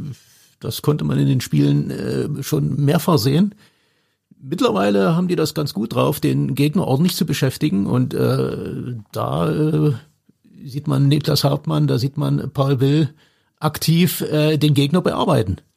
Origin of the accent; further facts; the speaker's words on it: Chemnitz, Saxony, Germany; Rabenstein, ein Ortsteil von Chemnitz, äh, meiner Heimatstadt.